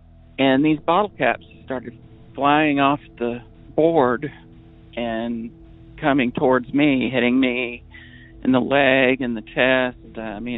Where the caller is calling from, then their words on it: New Hampshire, United States; Hi, Derek. I'm calling from New Hampshire.